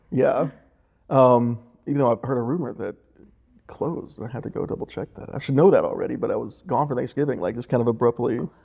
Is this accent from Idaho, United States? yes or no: no; Unicoi County, Tennessee, United States; also born or lived in Louisville, Kentucky / Blountville, Tennessee / Denver, Colorado; moved to the Unicoi, ten, and then graduated from there at eighteen